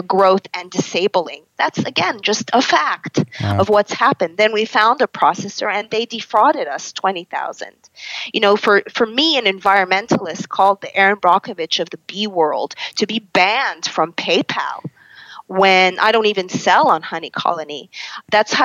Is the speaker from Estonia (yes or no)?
no; Canada; as a Canadian who's been through the ringer of Western medicine